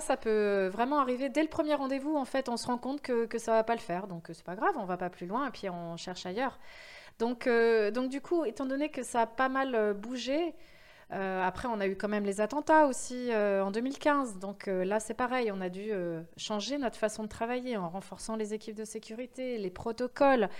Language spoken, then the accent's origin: French; France; accent: French; also born or lived in New York; mon accent très français